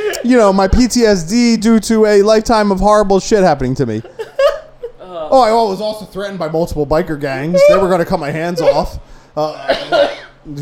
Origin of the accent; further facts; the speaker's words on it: Trenton, New Jersey, United States; I grew up in Trenton